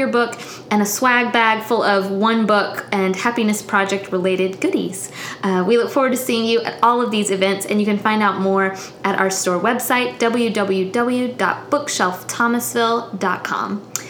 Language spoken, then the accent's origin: English; Tallahassee, Florida, United States; moved away as an adult; also born or lived in Montgomery, Alabama; now in Thomasville, United States; So I grew up in Tallahassee, which is small. And I think it's Southern until sometimes I go other places and I realize, oh, it's a different kind of Southern.